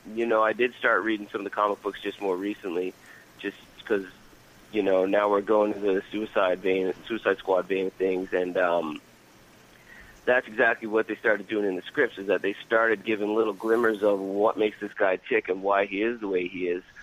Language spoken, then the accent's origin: English; Newfoundland and Labrador, Canada; moved away as an adult; now in Vancouver, Canada; I'm from a little island in the Atlantic Ocean called Newfoundland